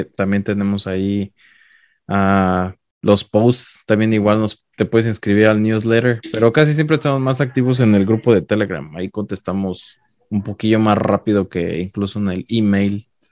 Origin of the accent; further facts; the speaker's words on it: Mexico; now in United States; yo siendo mexicano